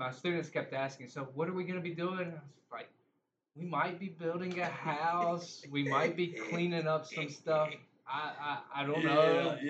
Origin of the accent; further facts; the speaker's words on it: North Carolina, United States; I am from North Carolina.